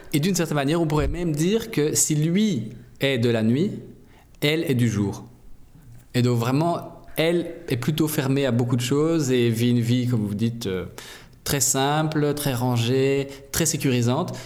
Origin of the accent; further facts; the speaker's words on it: Brussels, Brussels-Capital Region, Belgium; je viens de Bruxelles